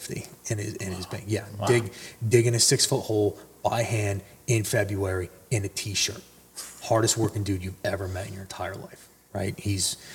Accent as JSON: {"language": "English", "region": "New Jersey", "country": "United States", "also_born_or_lived": "Mahwah, New Jersey / Allendale, New Jersey", "said": "I'm from North Jersey"}